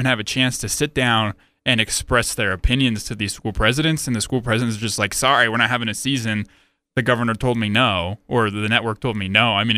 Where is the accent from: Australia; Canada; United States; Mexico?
United States; Chicago, Illinois; now in Utah, United States; I grew up in the South Side, Chicago. I came to Utah State